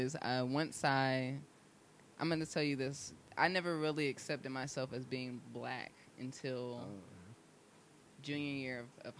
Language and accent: English; Raleigh, North Carolina, United States; also born or lived in Cary, North Carolina / Holly Springs, North Carolina; I'm from Raleigh. So I was born and raised in Raleigh. I actually I've lived like 5 minutes away from here.